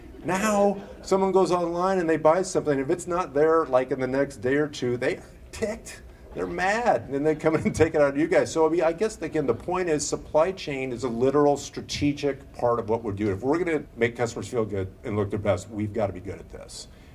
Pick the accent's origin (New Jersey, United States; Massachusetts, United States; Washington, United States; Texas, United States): Washington, United States; Seattle; I got off the plane a couple of days ago. It was 28. That was shocking to me. I'm from Seattle.